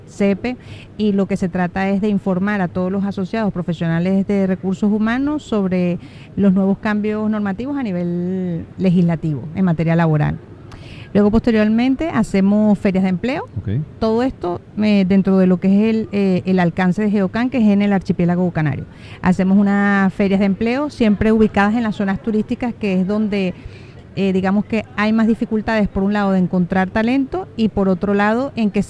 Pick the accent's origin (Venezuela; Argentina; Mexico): Venezuela; now in Tenerife, Spain; vivo en Tenerife {S0} desde {S1} hace casi 20 años. Soy venezolana.